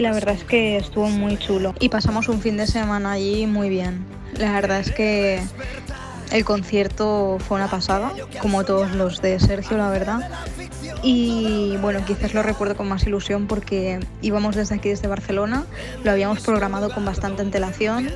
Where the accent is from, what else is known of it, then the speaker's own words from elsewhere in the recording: Uruguay; de Uruguay